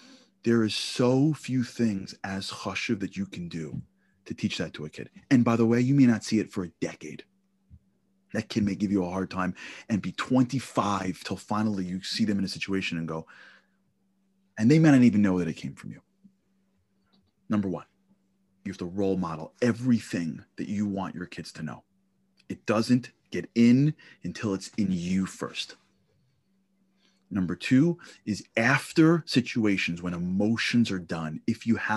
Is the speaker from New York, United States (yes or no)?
yes; New York City, New York, United States; I grew up in Canarsie, Brooklyn.